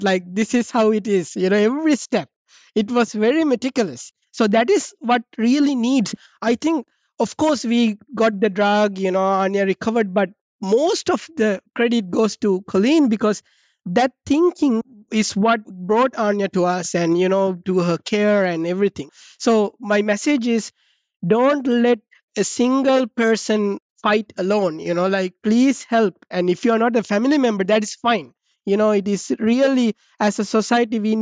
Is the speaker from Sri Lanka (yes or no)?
yes; Sri Lanka; now in Boston, United States; I'm from Sri Lanka, you know, which is a collectivistic society where we live with our parents until we are 70 years old